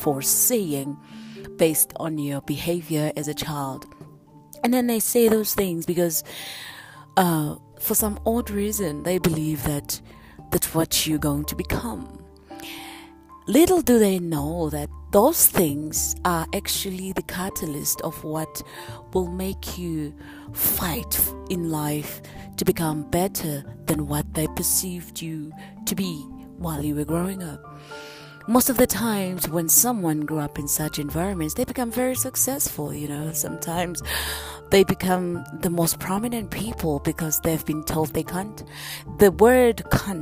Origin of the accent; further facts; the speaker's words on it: South Africa; we grew up during the days of political violence in my hometown, and it was black on blacks.